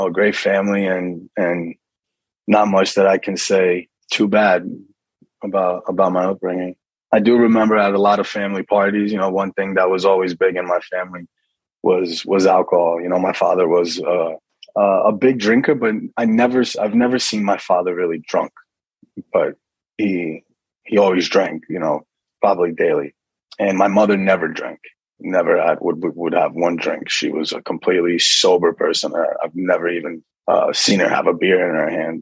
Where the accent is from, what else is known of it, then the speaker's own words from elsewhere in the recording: Kearny, New Jersey, United States; also born or lived in Livingston, New Jersey; So I was born in Livingston, New Jersey, and grew up in Kearney, New Jersey, which is, it's the town that I'm back living in now.